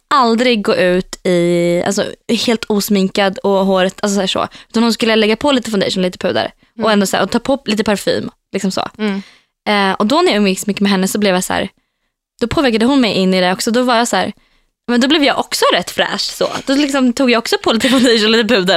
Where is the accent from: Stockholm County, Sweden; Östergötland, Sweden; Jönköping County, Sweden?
Östergötland, Sweden; Norrköping; moved away as an adult; now in Västerås, Sweden; Mina vänner hemma i Norrköping